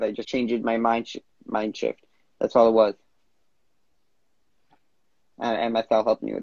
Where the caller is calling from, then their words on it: Vancouver, British Columbia, Canada; Instagram handle, … and I'm calling in from Vancouver, Canada.